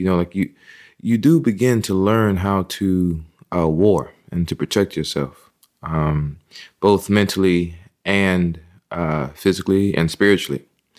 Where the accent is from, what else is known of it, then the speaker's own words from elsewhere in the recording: Texas, United States; also born or lived in California; that also came from being, you know, raised in the Methodist and the Baptist church and also just being a Texan. You know, though we were based in California for a while, both my parents are of Texas birth, you know.